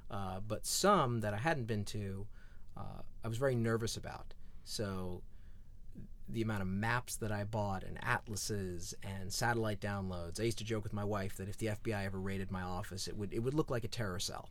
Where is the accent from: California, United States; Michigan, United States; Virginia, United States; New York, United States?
California, United States; Southern; growing up in Southern California